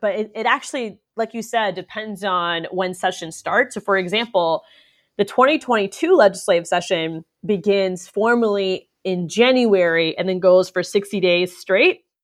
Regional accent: Orlando, Florida, United States; I was born in Orlando

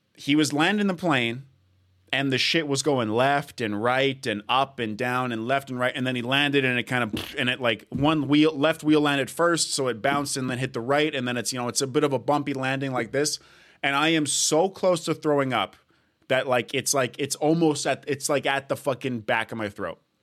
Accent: Edmonton, Alberta, Canada; now in Toronto, Canada; I'm born in Edmonton, living in Toronto.

